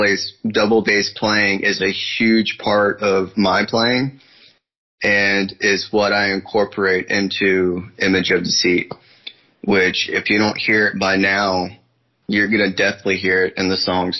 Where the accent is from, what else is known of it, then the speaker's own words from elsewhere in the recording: Northern Virginia, United States; I'm from Northern Virginia, basically about an hour or so from Washington, D.C.